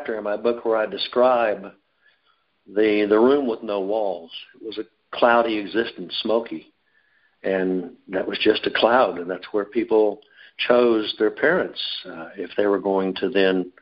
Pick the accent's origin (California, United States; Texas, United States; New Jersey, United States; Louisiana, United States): Texas, United States; Dallas; I was born in Dallas on September 15th